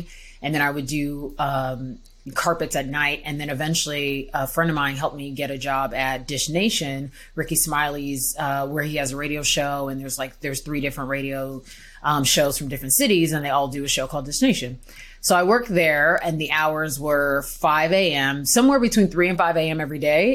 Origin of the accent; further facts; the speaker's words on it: Houston, Texas, United States; moved away as an adult; also born or lived in Missouri / Australia; I'm from Houston, Texas. I'm from Houston